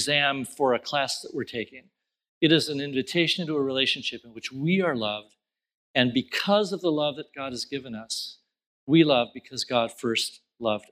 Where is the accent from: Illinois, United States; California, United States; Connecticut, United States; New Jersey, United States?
California, United States; Southern; I grew up in Southern California in the country, small town in the country